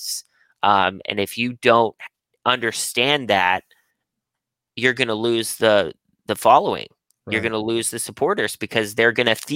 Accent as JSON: {"language": "English", "town": "Pittsburgh", "region": "Pennsylvania", "country": "United States", "moved": "as an adult", "lives_now": "Los Angeles, United States", "said": "I'm from Pittsburgh"}